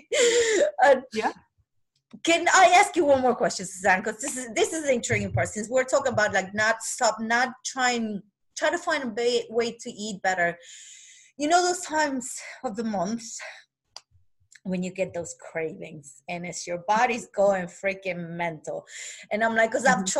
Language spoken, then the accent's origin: English; Argentina; moved away; I was raised in Argentina